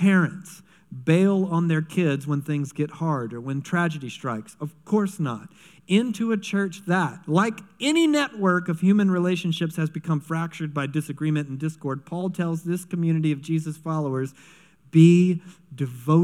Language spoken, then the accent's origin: English; United States; I'm an American